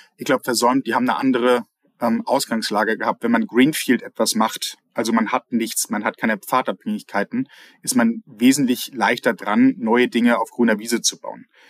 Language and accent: German; North Sea coast between Hamburg and Sylt, Schleswig-Holstein, Germany; now in Austria; Zwischen Hamburg und Sylt bin ich an der Nordseeküste aufgewachsen.